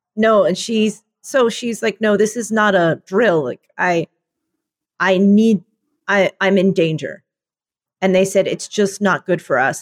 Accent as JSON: {"language": "English", "town": "Philadelphia", "region": "Pennsylvania", "country": "United States", "moved": "yes", "lives_now": "Chicago, United States", "said": "I come from Philadelphia"}